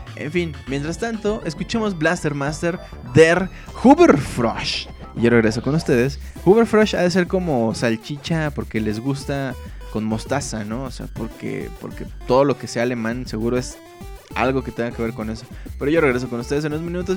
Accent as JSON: {"language": "Spanish", "region": "Mexico City", "country": "Mexico", "tie": "born or raised there", "said": "yo vivo en el Distrito Federal, es una ciudad bien puerca, bien fea, bien violenta, bien insegura. Pero pues a mí me encanta, es la ciudad. Aquí he vivido toda mi vida"}